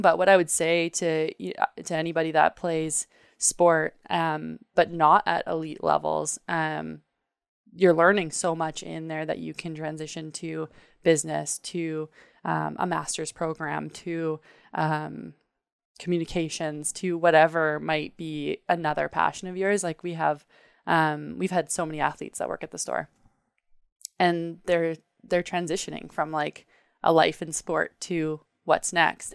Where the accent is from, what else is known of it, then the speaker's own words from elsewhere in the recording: Canada; growing up in Canada